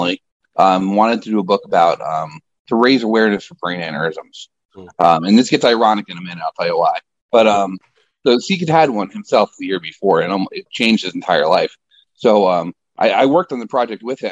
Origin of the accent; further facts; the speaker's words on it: Middletown, New York, United States; moved away as an adult; also born or lived in Nyack, New York; now in Florida, United States; I was born and raised a New Yorker, upstate New York